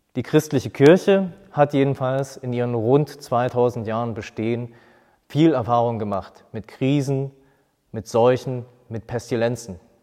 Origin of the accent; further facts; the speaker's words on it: Germany; hier bei uns in Deutschland.